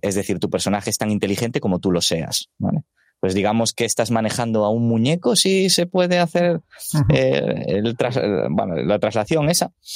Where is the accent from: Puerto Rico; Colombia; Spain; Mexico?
Spain; Galicia; yo soy gallego, entonces pues el portugués algo voy entendiendo